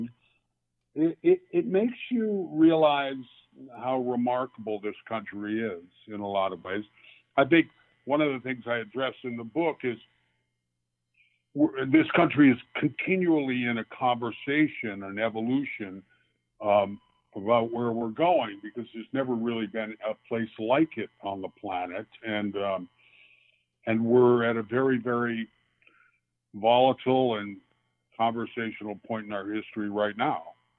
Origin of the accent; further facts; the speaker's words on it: Virginia, United States; also born or lived in Connecticut; I grew up between Virginia and Connecticut. I was born in Virginia at an early age. Dad and my father moved us to Connecticut, but I would go back periodically.